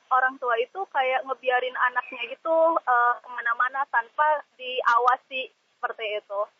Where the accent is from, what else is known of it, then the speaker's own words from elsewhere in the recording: Jakarta, Indonesia; Jadi uh, istilahnya ya saya juga sebagai orang DKI Jakarta yang nggak ada salahnya untuk berwisata ke area outdoor gitu sendiri.